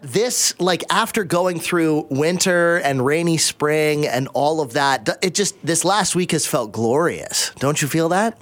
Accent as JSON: {"language": "English", "town": "Abbotsford", "region": "British Columbia", "country": "Canada", "tie": "born or raised there", "said": "I grew up in Abbotsford"}